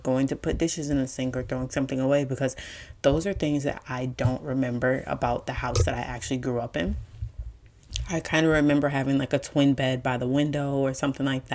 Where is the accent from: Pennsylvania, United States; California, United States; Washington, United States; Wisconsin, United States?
Wisconsin, United States; Milwaukee; now in Atlanta, United States; I currently live in Atlanta, born and raised in Milwaukee